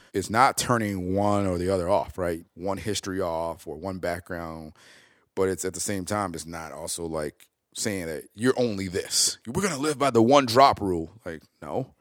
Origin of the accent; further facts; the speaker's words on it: Oak Park, Illinois, United States; also born or lived in West Side, Chicago; I grew up in Oak Park.